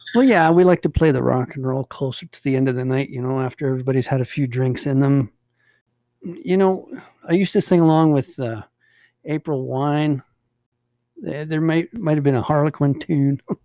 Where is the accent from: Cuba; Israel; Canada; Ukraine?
Canada; Hines Creek, Alberta; also born or lived in Beaverlodge, Alberta / Manning, Alberta; we moved to Hines Creek in 1974, and that's you know pretty much where I've been ever since